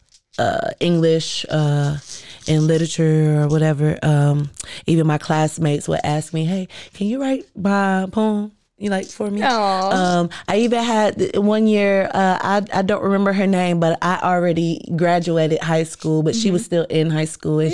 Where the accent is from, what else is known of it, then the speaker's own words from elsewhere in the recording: Waco, Texas, United States; born there; I am a Waco native. Mm-hmm. I was born in Waco, not raised, but I was born in Waco. I am a military brat, so I moved around a lot.